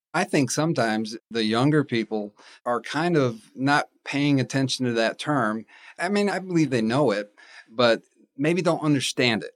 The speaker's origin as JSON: {"language": "English", "town": "Raleigh", "region": "North Carolina", "country": "United States", "moved": "as an adult", "lives_now": "Huntsville, United States", "said": "I'm from Raleigh, North Carolina"}